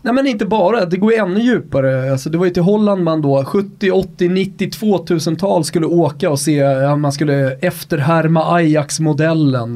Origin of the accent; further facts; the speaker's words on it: Rönninge, Stockholm County, Sweden; i Rönninge där jag kommer ifrån